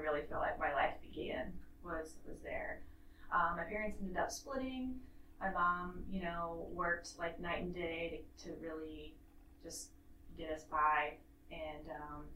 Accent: Kansas City, Missouri, United States; now in Charleston, United States; I was born in Kansas City, Missouri

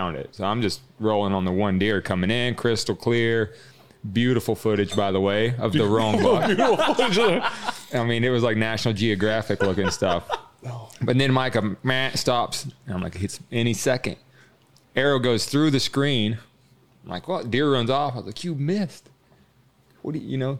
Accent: the South, United States; I'm from the South

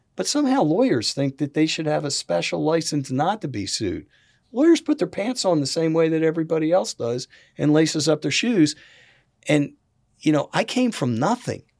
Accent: Philadelphia, Pennsylvania, United States; now in South Carolina, United States; I was from Philadelphia. I was, you know, not, I wasn't born and bred here.

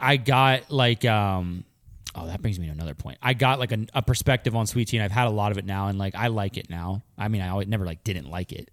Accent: Pennsylvania, United States; I grew up in Pennsylvania

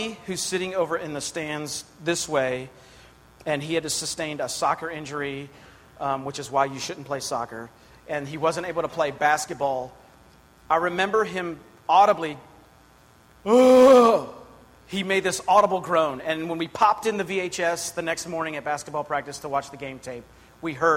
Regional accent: Pittsburgh, Pennsylvania, United States; I grew up outside of Pittsburgh, Pennsylvania

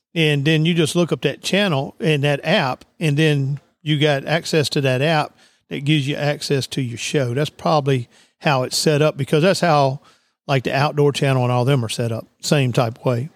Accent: South Louisiana, United States; born and raised in Louis, South Louisiana

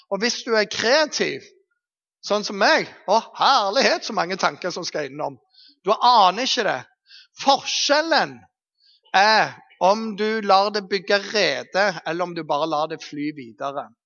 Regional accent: Eastern Norway, Norway; Men jeg kommer jo fra Østlandet, tross alt.

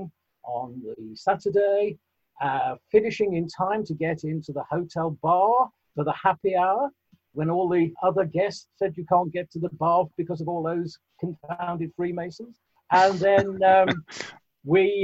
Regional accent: West Midlands, United Kingdom; I was actually born in the West Midlands

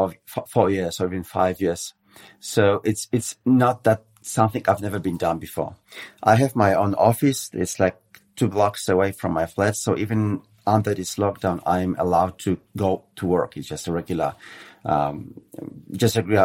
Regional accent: Warsaw, Masovian Voivodeship, Poland; Poland's my home country and my capital. I mean, Warsaw, Polish capital, is my hometown

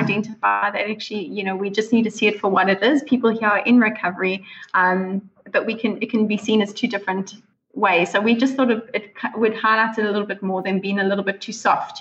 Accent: South Africa; moved away as an adult; now in New Zealand; I'm originally from South Africa

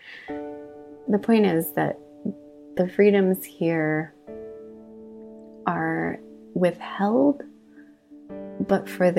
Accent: United States; moved away as an adult; now in Singapore; as an American

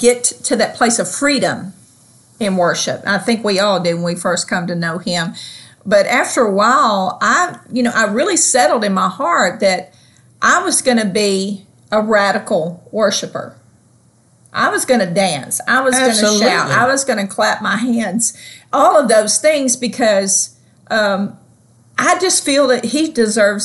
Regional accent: the South, United States; accent: Southern; my wonderful Southern accent.

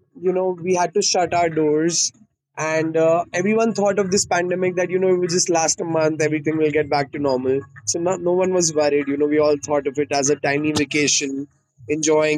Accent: India; I'm from India

